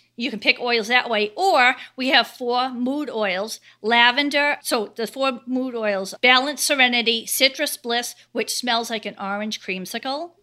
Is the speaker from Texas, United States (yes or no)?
no; Cape Cod, Massachusetts, United States; I'm from Cape Cod, Massachusetts